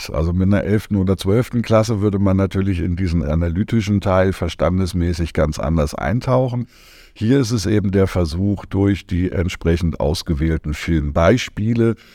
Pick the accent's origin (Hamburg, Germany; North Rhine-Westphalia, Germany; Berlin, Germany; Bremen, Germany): Berlin, Germany; Ja, mache ich gerne. Ja … ich komme aus Berlin